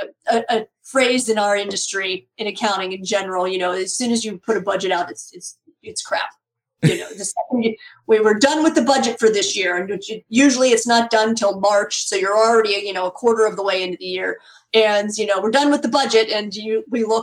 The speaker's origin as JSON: {"language": "English", "town": "Pittsburgh", "region": "Pennsylvania", "country": "United States", "tie": "born or raised there", "said": "my hometown of Pittsburgh, Pennsylvania"}